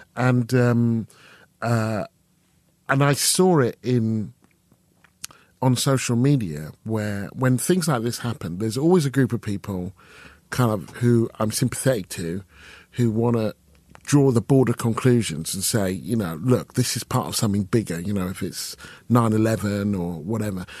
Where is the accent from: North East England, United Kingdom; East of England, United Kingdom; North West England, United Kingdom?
East of England, United Kingdom; Stevenage; I'm from Stevenage